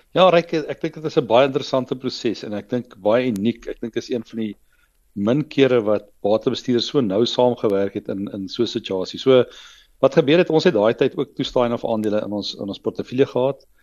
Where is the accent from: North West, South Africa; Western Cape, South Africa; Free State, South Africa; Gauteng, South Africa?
Gauteng, South Africa; Meyerton; ek het uh, groot geword op 'n klein dorpie Meyerton, uh, daar in naby naby so hier syd van Johannesburg.